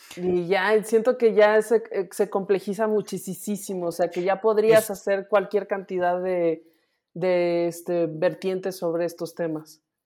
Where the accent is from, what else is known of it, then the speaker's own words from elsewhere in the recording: Mexico; soy mexicana